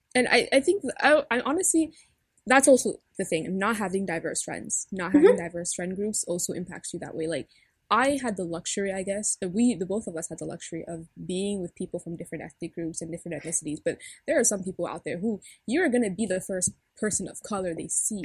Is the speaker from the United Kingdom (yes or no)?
no; Cameroon; I'm Cameroonian